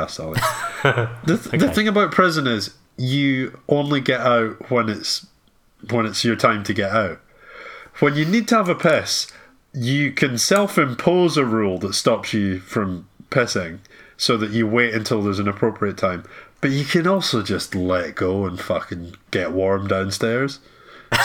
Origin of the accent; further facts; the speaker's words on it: Fort William, Scotland, United Kingdom; moved away as an adult; Fort William's a small town